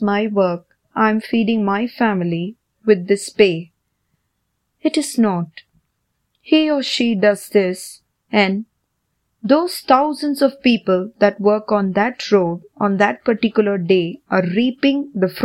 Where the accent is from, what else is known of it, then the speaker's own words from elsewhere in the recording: India; Growing up in India